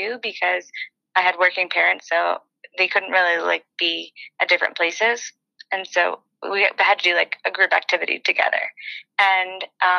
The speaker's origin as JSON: {"language": "English", "region": "New York", "country": "United States", "also_born_or_lived": "Colorado / Arizona / North Carolina / Manhattan, New York", "moved": "as an adult", "lives_now": "Austin, United States", "said": "I'm from New York, and I had been living in Colorado, and before that, Arizona, and before that, North Carolina. So I was kind of just ready to kind of move back home, see my family"}